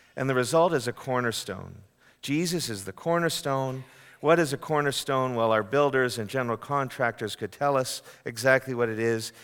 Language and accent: English; Canada; now in United States; a Canadian born and raised